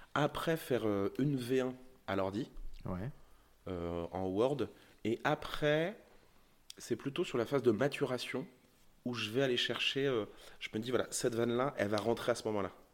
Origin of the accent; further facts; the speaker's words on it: Charente, Nouvelle-Aquitaine, France; j'ai grandi en Charente